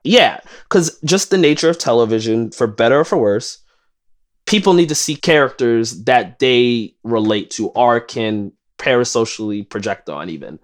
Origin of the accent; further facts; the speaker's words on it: New York City, New York, United States; as a lifelong New Yorker, I grew up in East New York